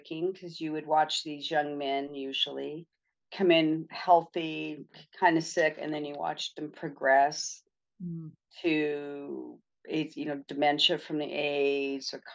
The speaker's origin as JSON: {"language": "English", "region": "California", "country": "United States", "tie": "born or raised there", "also_born_or_lived": "Montana", "said": "I'm in California, and I'm originally from Montana, but I've been in California most of my life. And all my family's here in California"}